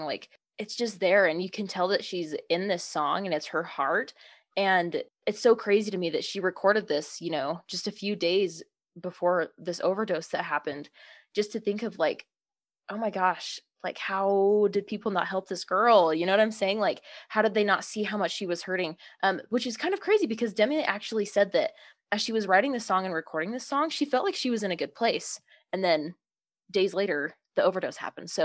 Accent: Star Valley, Wyoming, United States; We're both from Star Valley, Wyoming. Family friends. We've just kind of grown up around each other and in the same small little town in Wyoming

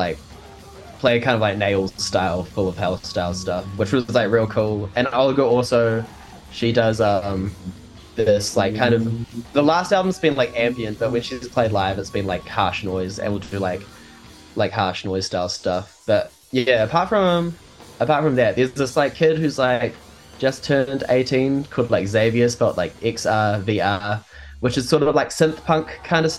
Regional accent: Wellington, New Zealand; here in Wellington, my hometown

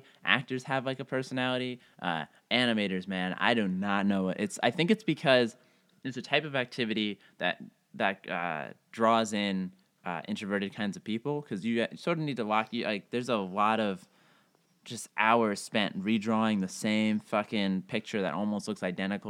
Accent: East Coast, United States; now in Los Angeles, United States; I am a stand-up comedian in Los Angeles. I grew up mostly on the East Coast, went to school in Chicago, and moved out to Los Angeles after I graduated.

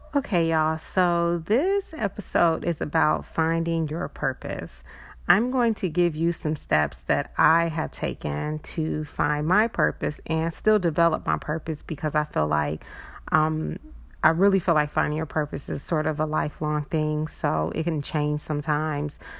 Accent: California, United States; also born or lived in Chicago; we came from Chicago all the way to California

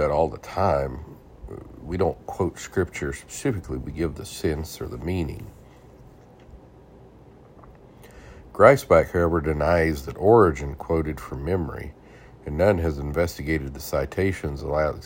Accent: United States; I'm American, only know one language

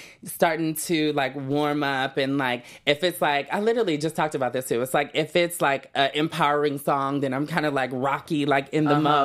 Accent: Oakland, California, United States; I'm definitely shouting out like where I'm from, you know what I mean? Or even in interviews, like in the past, I've always gave recognition to my hometown

